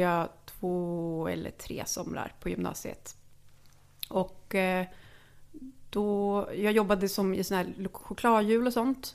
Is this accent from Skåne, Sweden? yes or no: no; Lidköping, Västra Götaland, Sweden; kom från Lidköping, där jag är född